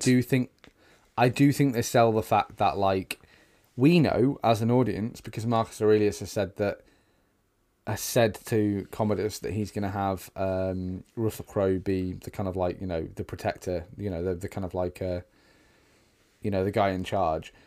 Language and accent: English; United Kingdom; we're British